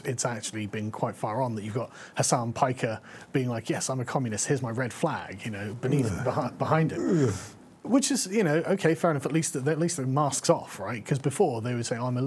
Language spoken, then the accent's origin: English; England, United Kingdom; I'm from England